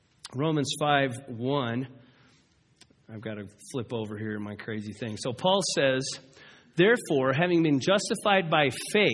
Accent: United States; I'm going to ask you this as an American.

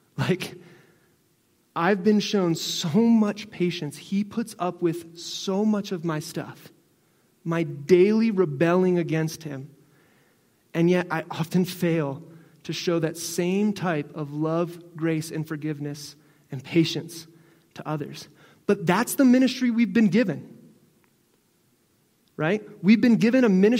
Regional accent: Northeast, United States; moved away; I'm originally from the Northeast, so I was born with it.

